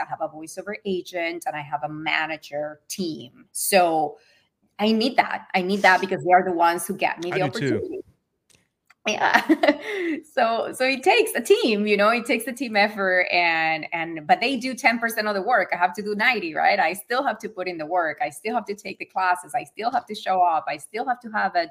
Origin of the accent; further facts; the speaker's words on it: Venezuela; also born or lived in Florida / New York City; now in Los Angeles, United States; I moved from Venezuela first.